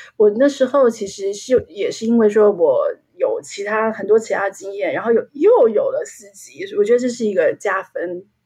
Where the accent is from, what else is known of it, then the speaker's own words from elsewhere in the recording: Taiwan; now in London, United Kingdom; 我们台湾人过去的教育的这个情况